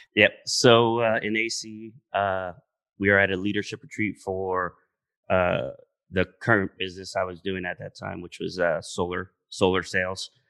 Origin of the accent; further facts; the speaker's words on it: Santiago de los Caballeros, Santiago, Dominican Republic; moved away; I'm from Santiago in Dominican Republic, which is the city, and it's funny because that's where I spent, uh, most of my time